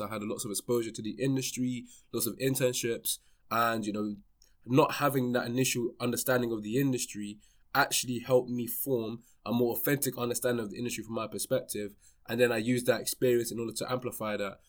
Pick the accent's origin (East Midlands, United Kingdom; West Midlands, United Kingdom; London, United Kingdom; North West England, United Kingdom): London, United Kingdom; born and raised in London, um, you know, I lived in London my whole life, more towards West London